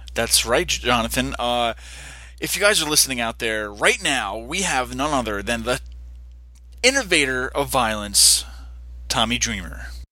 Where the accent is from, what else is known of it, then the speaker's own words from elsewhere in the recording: Poughkeepsie, New York, United States; I'm from Poughkeepsie, New York